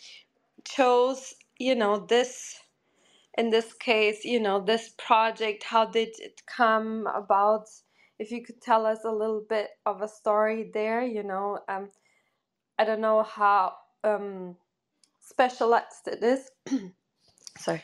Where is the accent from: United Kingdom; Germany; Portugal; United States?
Portugal; I'm originally from Portugal